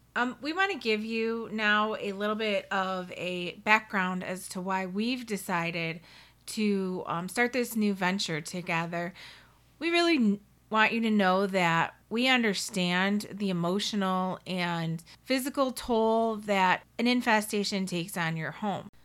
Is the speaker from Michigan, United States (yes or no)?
yes; Detroit, Michigan, United States; my background is that I grew up in Detroit in a, um, little neighborhood on the west side, and I lived there until I was a teenager, then we moved out to the suburbs.